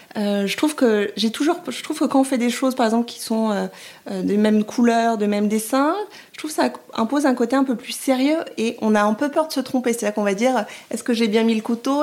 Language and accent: French; France; moved away as an adult; also born or lived in Rome, Italy; Je suis française et j'ai eu la chance d'aller vivre en Italie pendant deux ans et demi, trois ans